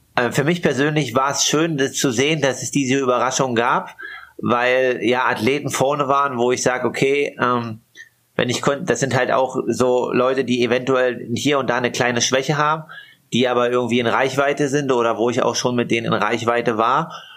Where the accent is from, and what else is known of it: Altmark, Saxony-Anhalt, Germany; born or raised there; moved away